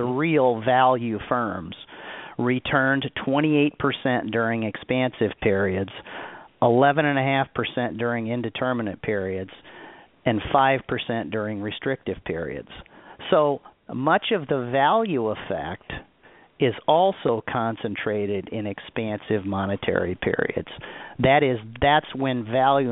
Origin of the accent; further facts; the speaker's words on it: Omaha, Nebraska, United States; I grew up in Omaha, Nebraska